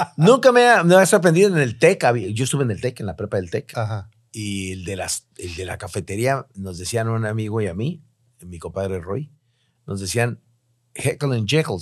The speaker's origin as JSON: {"language": "Spanish", "town": "Tijuana", "region": "Baja California", "country": "Mexico", "tie": "born or raised there", "also_born_or_lived": "Mexico City", "said": "llegué a Tijuana, después de haber trabajado para Televisa México y, la radio XCW, este, me regresé a mi terruño querido"}